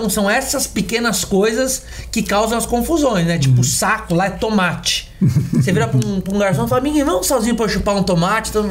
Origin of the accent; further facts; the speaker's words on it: São Paulo, Brazil; é, eu nasci numa Coab em São Paulo, né? Uhum. Nascido e criado na Coab.